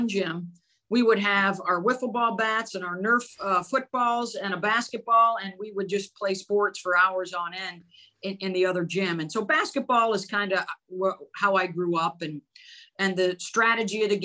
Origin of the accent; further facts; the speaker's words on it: Syracuse, New York, United States; growing up in Syracuse, New York